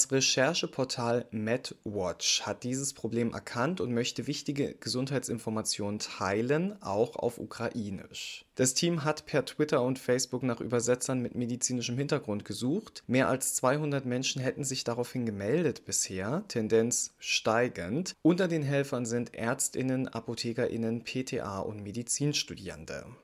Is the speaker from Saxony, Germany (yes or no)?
yes; Saxony, Germany; Fehlt nur noch mein Heimatbundesland Sachsen.